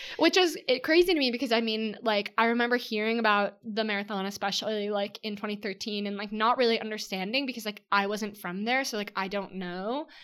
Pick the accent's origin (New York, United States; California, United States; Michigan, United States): California, United States; San Diego; my hometown, San Diego